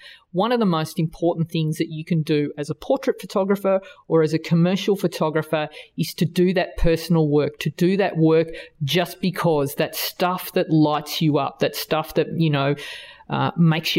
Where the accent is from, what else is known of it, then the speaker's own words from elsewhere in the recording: Australia; accent: Australian; my Australian accent